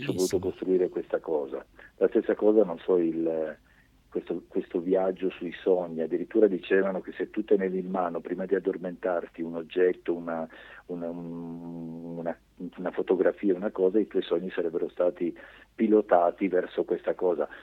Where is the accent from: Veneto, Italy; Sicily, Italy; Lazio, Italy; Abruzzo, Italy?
Sicily, Italy; Augusta; sono soltanto nato in Sicilia, mio padre è ungherese, fiumano e mia mamma tedesca di Francoforte